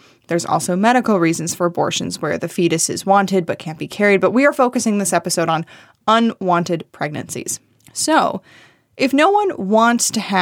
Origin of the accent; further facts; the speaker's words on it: Michigan, United States; my home state, Michigan